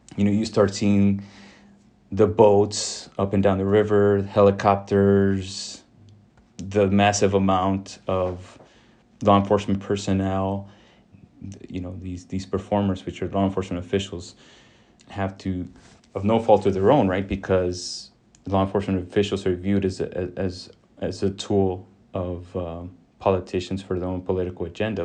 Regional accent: Rio Grande Valley, Texas, United States; also born or lived in Illinois; I was born in Illinois, but, but raised in the Rio Grande Valley

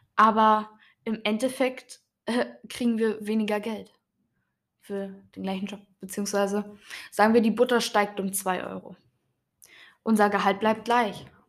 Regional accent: Germany; bei uns in Deutschland

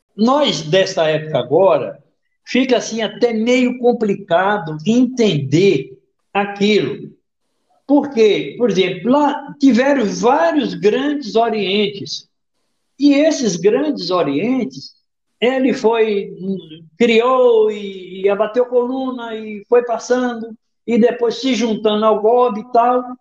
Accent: Bahia, Brazil; como bom baiano e do interior

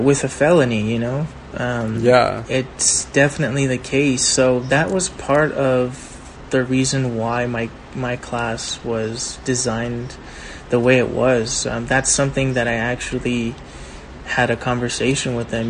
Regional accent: Baldwin Park, California, United States; growing up in Baldwin Park

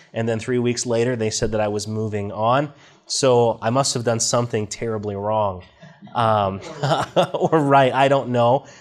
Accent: Washington, United States; I grew up in Washington State, out in the Northwest, in a, in a farming community

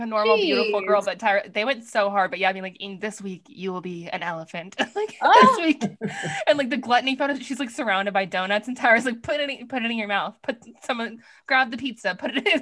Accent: East Coast, United States; I'm from the East Coast

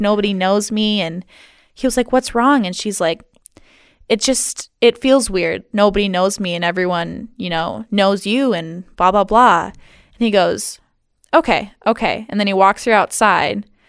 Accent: Hart, Michigan, United States; also born or lived in Seattle; now in Ludington, United States; my hometown of good old Hart, Michigan

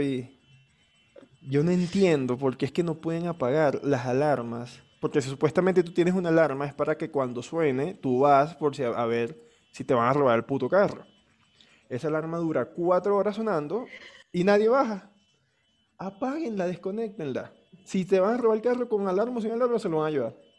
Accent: Venezuela; now in Colombia; nosotros no emigramos de Venezuela

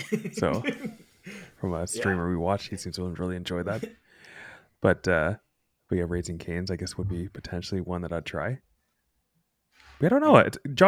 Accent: Canada; I'm a Canadian boy, born and raised. Never going to leave my province.

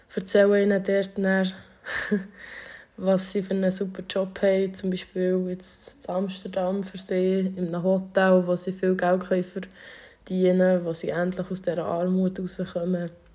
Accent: Thun, Bern, Switzerland; ich bin in Thun aufgewachsen

